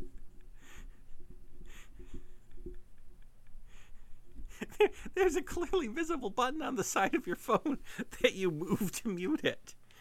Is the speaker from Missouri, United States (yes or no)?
no; Michigan, United States; I'm from Michigan.